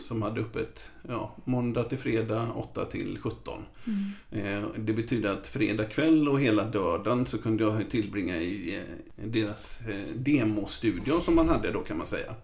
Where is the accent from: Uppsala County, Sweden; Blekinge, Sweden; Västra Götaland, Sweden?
Västra Götaland, Sweden; Gothenburg; jag uppvuxen i ett frikyrkohem så jag var involverad i, i Saronkyrkan i Göteborg